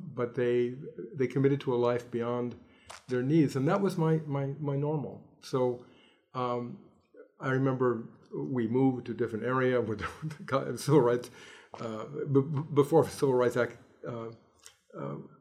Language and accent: English; Los Angeles, California, United States; I grew up in Los Angeles